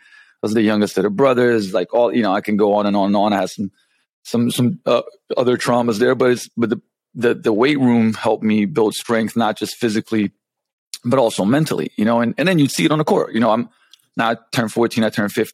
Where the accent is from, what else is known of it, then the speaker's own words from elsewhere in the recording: Ljubljana, Slovenia; English is a second language; moved away as an adult; also born or lived in London, England; I come from Slovenia, which when I was born, it was still Yugoslavia